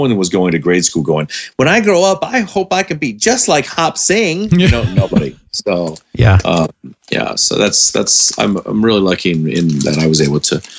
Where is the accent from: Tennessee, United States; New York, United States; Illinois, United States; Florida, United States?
Tennessee, United States; Memphis; also born or lived in California / Indiana / Bermuda; when I was in high school in Memphis, Tennessee, and junior high, and part of, as I moved, I was born in California. After a year and a half, I moved to Indiana. After 2 years there, I moved to Bermuda.